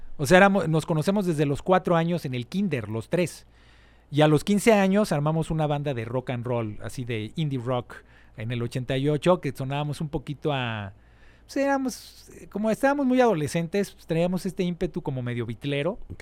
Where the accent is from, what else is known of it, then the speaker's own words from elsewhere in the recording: Mexico City, Mexico; soy nacido aquí en la Ciudad de México, 1973.